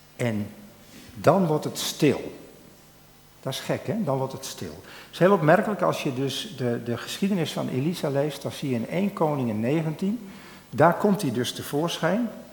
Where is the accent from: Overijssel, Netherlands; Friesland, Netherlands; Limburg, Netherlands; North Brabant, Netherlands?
Friesland, Netherlands; Drachten; ik ben opgegroeid in Drachten